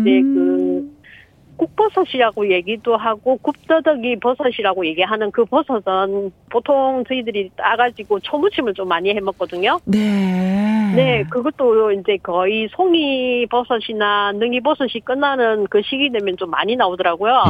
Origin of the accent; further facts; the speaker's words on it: Hapcheon, South Gyeongsang, South Korea; moved away as an adult; also born or lived in Changwon; 저는 어 고향이 경남 합천인데요